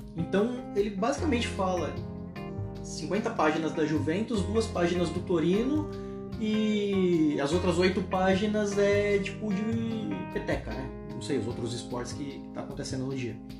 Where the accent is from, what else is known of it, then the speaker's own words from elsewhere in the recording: Brazil; also born or lived in São Paulo; eu sou brasileiro